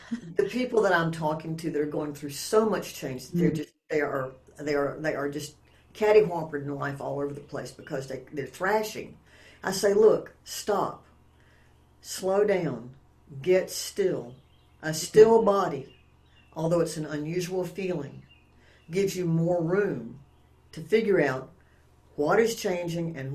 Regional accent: Appalachia, United States; I come from Appalachia

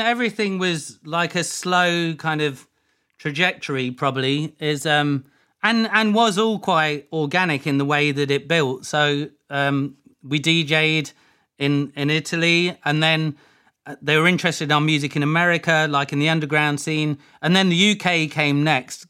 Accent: Leicester, East Midlands, United Kingdom; moved away; also born or lived in Ibstock / Woodhouse Eaves / Brixton, London; I'm from Leicester. I was born in Leicester.

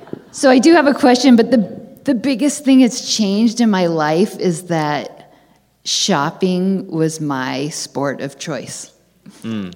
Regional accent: San Francisco area, California, United States; I'm from the San Francisco area

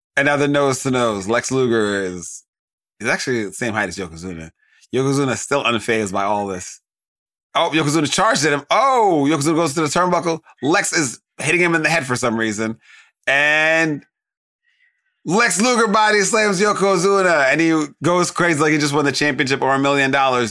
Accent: United States; as an American

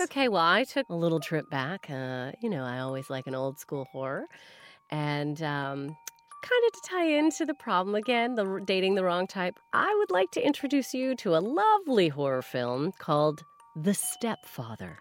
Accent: Canada; As a Canadian

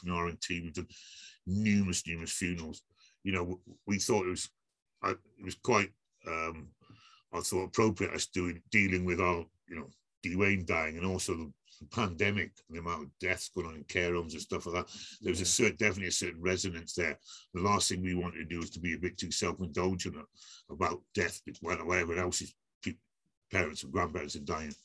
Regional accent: Aberfan, Wales, United Kingdom; I grew up around Aberfan, went to school in Aberfan

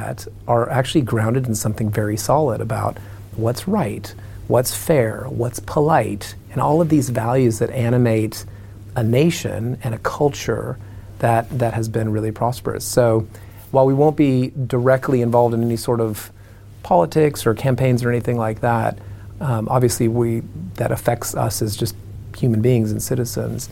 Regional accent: Arizona, United States; I come from Arizona

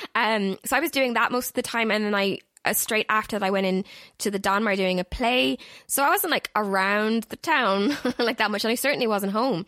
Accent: Galway, Connacht, Ireland; I am from Galway, that is in the Republic of Ireland

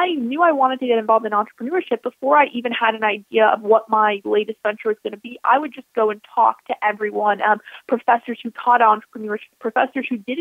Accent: Buffalo, New York, United States; moved away; I'm originally from Buffalo, New York

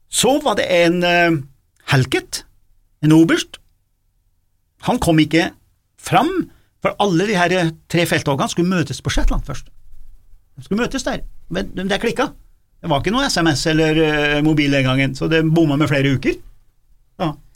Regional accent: Gudbrandsdalen, Innlandet, Norway; accent: Gudbrandsdal dialect; now in Trøndelag, Norway; da er jeg Gudbrandsdøl

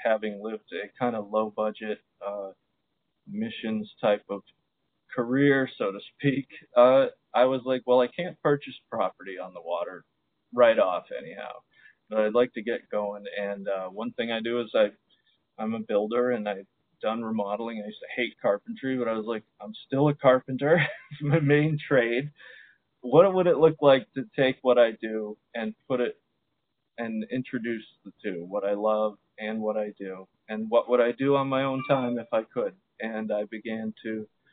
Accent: Baltimore, Maryland, United States; also born or lived in Zambia; when I came back from Zambia and began to try and find joy in Baltimore again

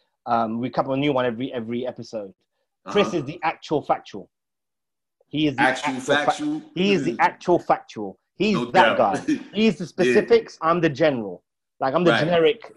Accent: London, United Kingdom; moved away as an adult; now in Kent, United Kingdom; I'm originally from London. Lived in London for like a good 31 years of my life

